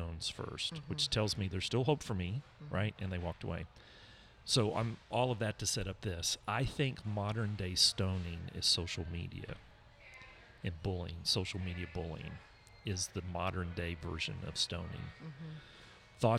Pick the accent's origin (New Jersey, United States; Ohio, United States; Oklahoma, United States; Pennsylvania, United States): Oklahoma, United States; South; I grew up in South Oklahoma